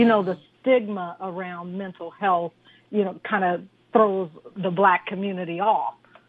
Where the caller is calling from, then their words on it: Simi Valley, California, United States; I'm calling from Simi Valley, California.